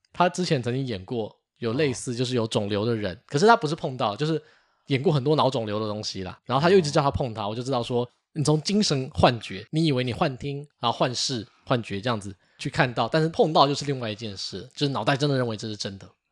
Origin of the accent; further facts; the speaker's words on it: Taiwan; 我们台湾人